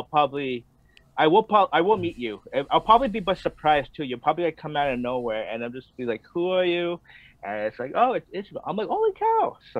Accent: Montreal, Quebec, Canada; I'm born and raised here in Montreal. I'm a Filipino dude. I was raised in the South Shore, Griffith Park.

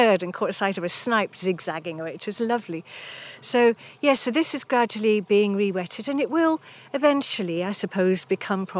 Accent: Cornwall, South West England, United Kingdom; also born or lived in London / Cambridge / Glasgow; now in Solway coast, United Kingdom; I grew up in Cornwall by the coast

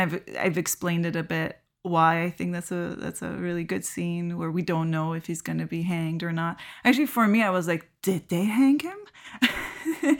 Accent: Iran; now in Canada; I grew up in Iran watching so many Iranian media

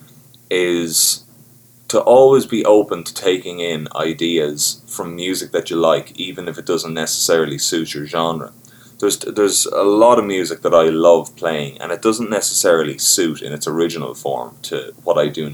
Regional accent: Carlow, Leinster, Ireland; So I'm from a place called Carlow in Ireland, and it's about an hour south, kind of southwest of Dublin. And, you know, I was lucky when I was growing up

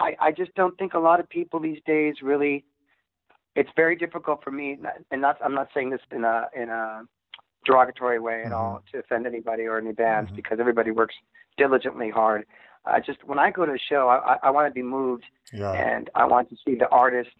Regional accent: Montebello, California, United States; we had our little thing growing up in Montebello, and that's where I started

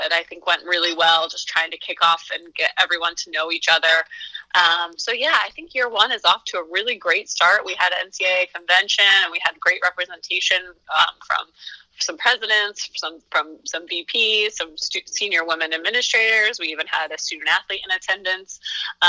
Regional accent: Berwick, Pennsylvania, United States; I grew up in the Berwick area, so I was familiar with Marywood prior to my arrival because of its location close to my hometown

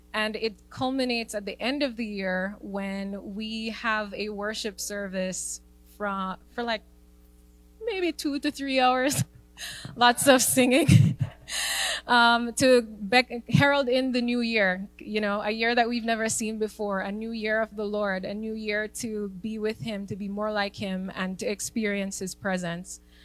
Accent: Jamaica; being a Jamaican

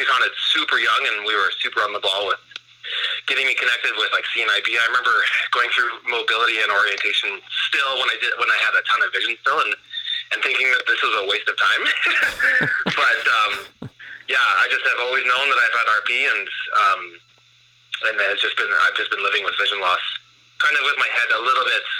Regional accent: Calgary, Alberta, Canada; I'm from Calgary, Alberta. Was born and raised here.

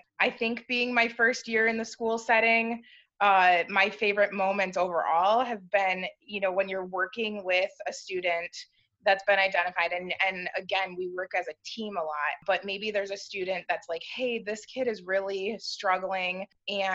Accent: Southeast Michigan, United States; I'm from Michigan. My family, we kind of live all throughout the Southeast Michigan area

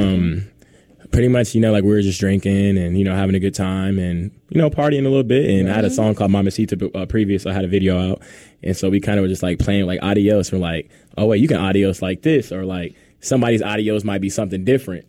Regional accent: Indianapolis, Indiana, United States; I'm from Indianapolis, Indiana

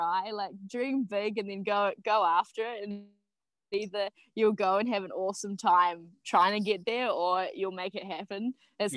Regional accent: Auckland, New Zealand; moved away as an adult; also born or lived in South Island; I grew up in Auckland

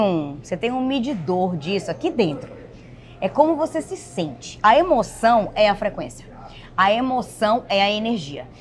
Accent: Bahia, Brazil; moved away as an adult; now in United States; esposa do Gustavo, sou daqui do Nordeste, da Bahia

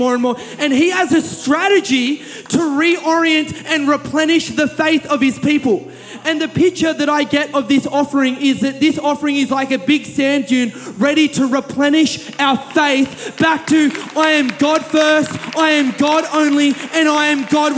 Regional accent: Kurnell, New South Wales, Australia; I grew up in Kurnell.

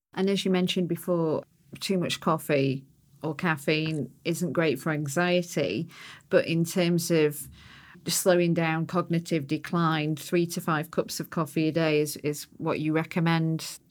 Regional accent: United Kingdom; because I'm British

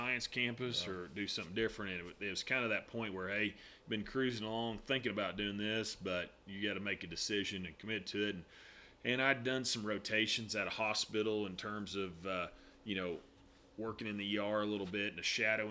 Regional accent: Northwest Oklahoma, United States; also born or lived in Edmond, Oklahoma; I grew up in Northwest Oklahoma

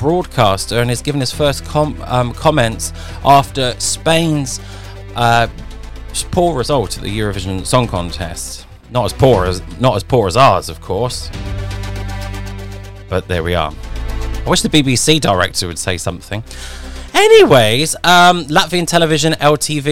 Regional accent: United Kingdom; being British

